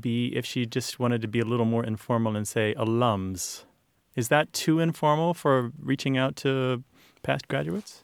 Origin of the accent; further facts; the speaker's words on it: Missouri, United States; I w- was raised in Missouri